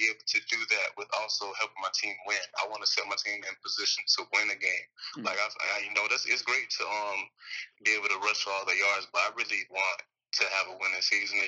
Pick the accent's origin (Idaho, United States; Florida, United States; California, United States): Florida, United States; I'm from Florida